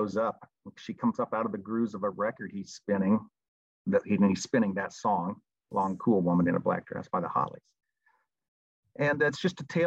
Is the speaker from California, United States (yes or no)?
no; Indiana, United States; moved away; I grew up in the Midwest back in Indiana